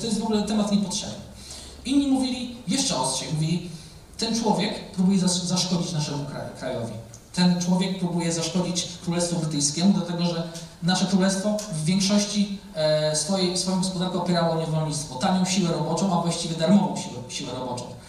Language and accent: Polish; a village near Olsztyn, Warmian-Masurian Voivodeship, Poland; moved away; also born or lived in Gdańsk; pochodzę ze wsi, więc żeby wyjechać do miasta to była wielka wyprawa